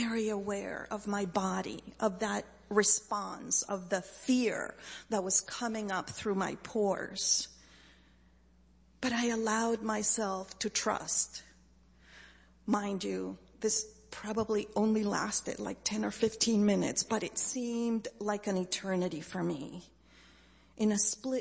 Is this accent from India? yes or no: no; Chile; moved away; I grew up in Chile